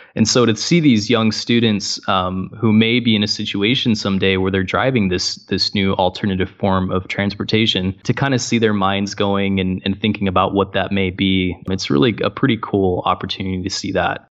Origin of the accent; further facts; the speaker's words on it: Gig Harbor, Washington, United States; also born or lived in Boise, Idaho / Tacoma, Washington; I grew up in Gig Harbor